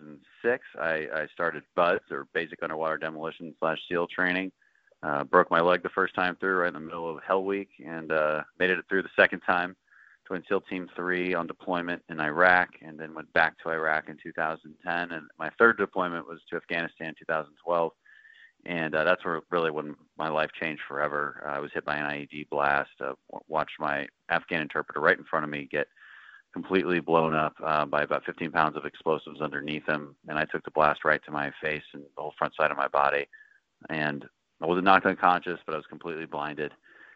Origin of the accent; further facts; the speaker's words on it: Katy, Texas, United States; I grew up in the Katy area. My dad was in the oil and gas industry. I moved all over the world because of that, but we were always based out of Houston.